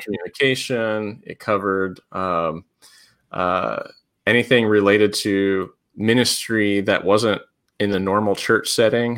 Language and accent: English; Pennsylvania, United States; also born or lived in Colorado / Tennessee / Georgia / Kentucky; now in Indiana, United States; I grew up in Pennsylvania